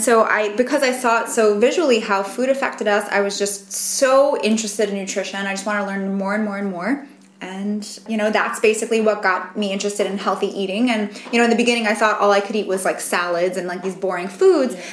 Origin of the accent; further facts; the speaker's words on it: New York, United States; I grew up in New York